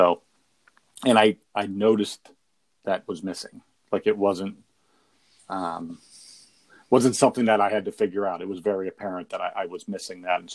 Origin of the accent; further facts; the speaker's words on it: Pottstown, Pennsylvania, United States; I'm from Pottstown. I grew up in town